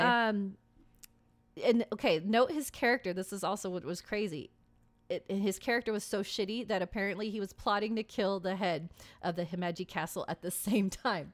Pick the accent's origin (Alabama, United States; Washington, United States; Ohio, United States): Washington, United States; Seattle; my hometown